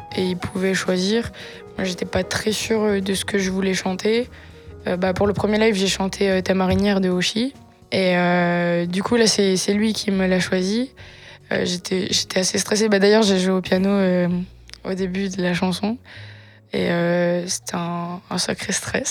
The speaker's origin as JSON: {"language": "French", "area": "Var", "region": "Provence-Alpes-Côte d'Azur", "country": "France", "said": "Var, à une heure de Nice, dans la campagne"}